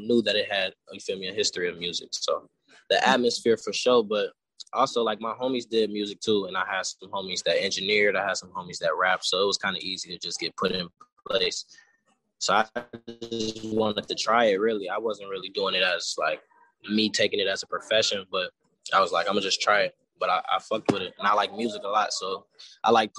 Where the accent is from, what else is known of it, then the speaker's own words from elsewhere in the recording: Chicago, Illinois, United States; I grew up in Chicago